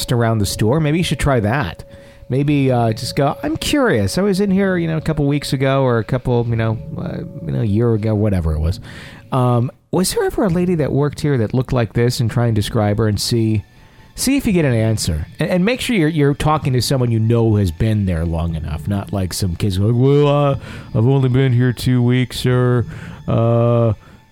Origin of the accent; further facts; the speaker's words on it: Fond du Lac, Wisconsin, United States; moved away; my hometown in Fond du Lac, Wisconsin